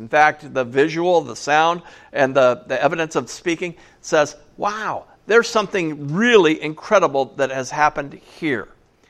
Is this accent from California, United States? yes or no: yes; California, United States; I'm from California.